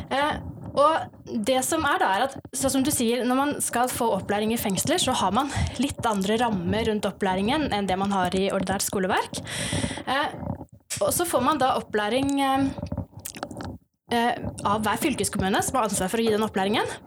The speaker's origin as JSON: {"language": "Norwegian", "region": "Oslo", "country": "Norway", "tie": "born or raised there", "also_born_or_lived": "Stord", "said": "Og så er jeg egentlig født her på Vestlandet, på Stord, men jeg har vokst opp i Oslo."}